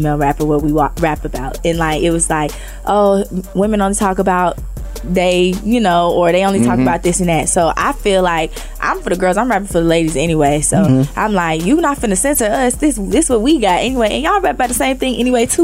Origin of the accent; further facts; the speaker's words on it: Bellflower, California, United States; also born or lived in Carson, California; I was born in Bellflower